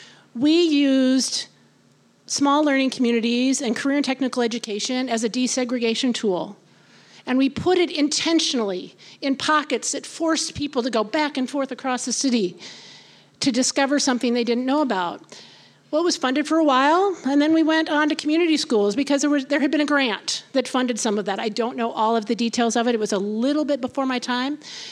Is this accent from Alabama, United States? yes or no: no; Iowa, United States; I came from Iowa, so that was a big one for me.